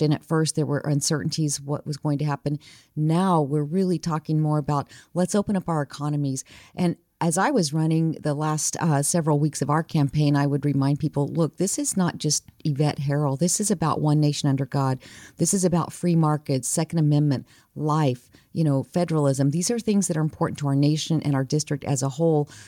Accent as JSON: {"language": "English", "region": "New Mexico", "country": "United States", "tie": "born or raised there", "said": "I grew up, born and raised in New Mexico"}